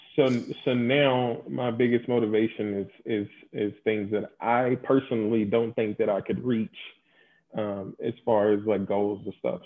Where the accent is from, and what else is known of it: Louisville, Kentucky, United States; born or raised there; moved away